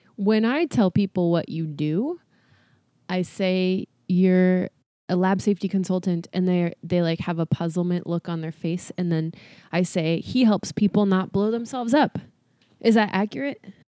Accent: California, United States; also born or lived in Boston; now in Tennessee, United States; I'm from California

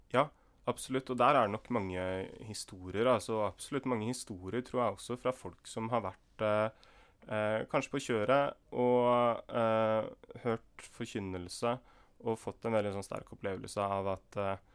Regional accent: Indre Østfold, Norway; moved away as an adult; also born or lived in Kristiansand; Der jeg vokste opp i Indre Østfold

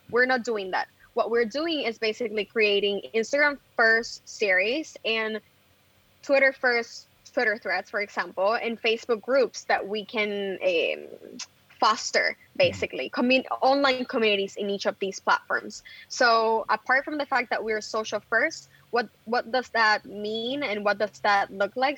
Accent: Bayamón, Puerto Rico; moved away as an adult; now in New York City, United States; I grew up in Bayamon. All my family is from Bayamon

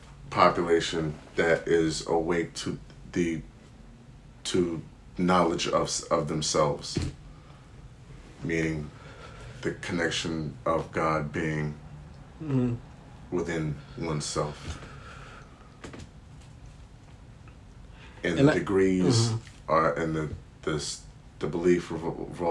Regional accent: California, United States; I was born and raised in California

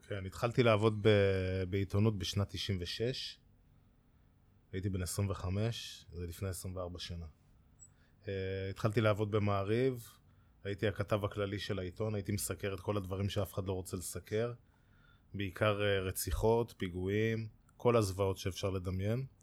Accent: Kfar Saba, Central District, Israel; אני מכפר סבא, גולש כפר סבאי, וגרתי בשכונה שנקראת שכונת חיל הים

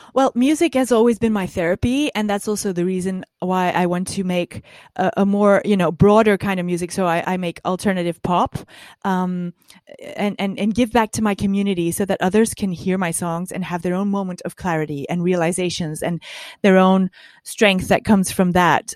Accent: Dutch part of Belgium, Flanders, Belgium; I was from the Dutch part of Belgium

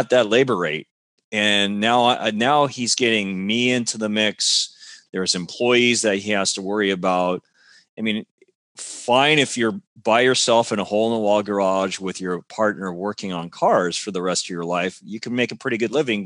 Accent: California, United States; I was brought up in America by Japanese parents, and my Japanese sounds like it's native level

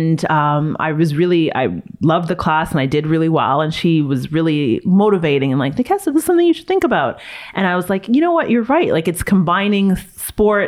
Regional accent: Toronto, Ontario, Canada; growing up in Toronto

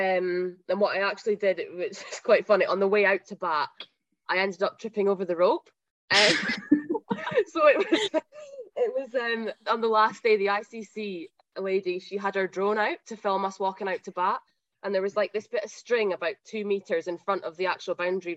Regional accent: Huntly, Scotland, United Kingdom; I'm from Huntley, so I grew up and I played at Huntley Cricket Club

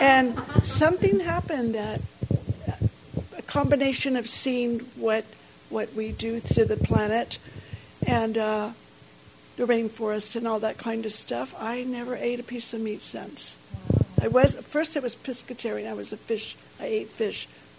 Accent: the South, United States; And I'm from the South, and so there's a lot of meat, right?

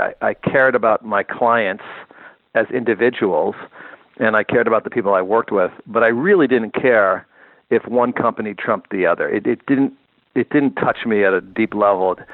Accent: Northeast, United States; moved away as an adult; now in California, United States; I'm a guy from the Northeast

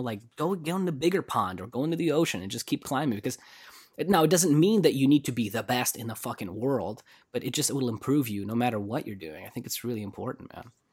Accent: Russia; moved away; when I was growing up in Russia

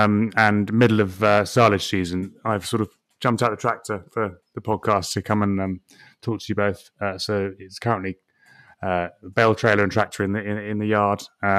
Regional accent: England, United Kingdom; But also, even in, you know, being very English here, even in boiling hot weather, it's still refreshing.

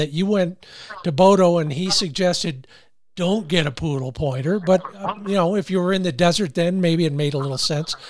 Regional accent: San Fernando Valley, California, United States; moved away; I grew up in in the San Fernando Valley.

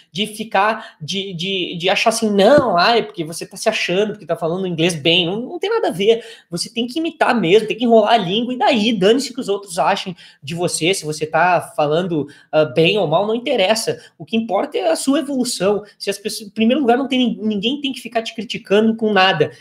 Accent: Brazil; nós brasileiros

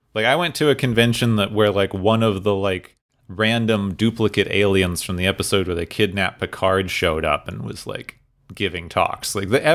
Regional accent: Southwest, United States; Like since I grew up in the Southwest, there.

